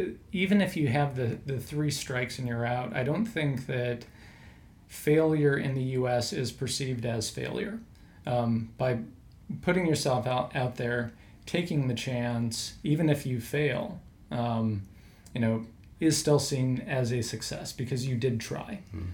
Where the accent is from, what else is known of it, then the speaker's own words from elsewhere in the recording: American Midwest, United States; I grew up in the American Midwest. So culturally very similar, large agriculture presence.